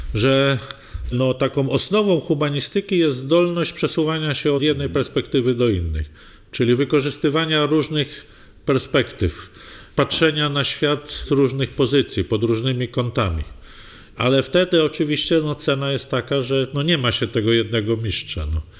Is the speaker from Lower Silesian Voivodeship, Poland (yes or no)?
yes; Legnica, Lower Silesian Voivodeship, Poland; moim dzieciństwie w Legnicy